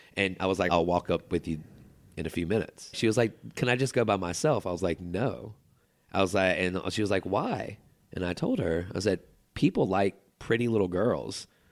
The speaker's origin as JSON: {"language": "English", "town": "Chapel Hill", "region": "North Carolina", "country": "United States", "tie": "born or raised there", "also_born_or_lived": "Durham, North Carolina", "said": "I grew up in Chapel Hill in a very nice neighborhood"}